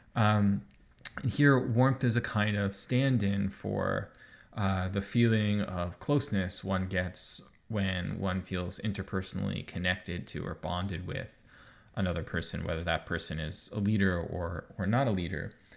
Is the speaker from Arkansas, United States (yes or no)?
no; New York, United States; moved away as an adult; now in Ontario, Canada; I live in Ontario and I'm not from Ontario, I'm from New York.